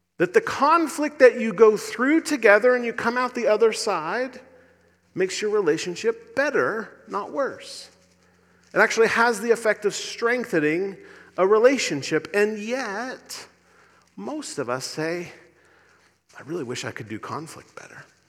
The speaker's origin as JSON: {"language": "English", "region": "Indiana", "country": "United States", "accent": "Indiana", "moved": "yes", "said": "My Indiana accent"}